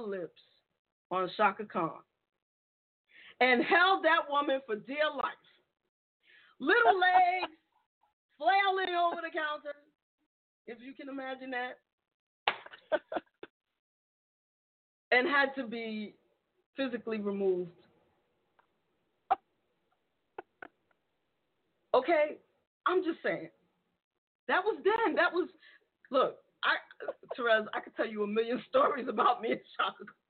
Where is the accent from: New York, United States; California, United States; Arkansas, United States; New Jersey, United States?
New York, United States; New York City; I grew up in the Bronx, not in a great neighborhood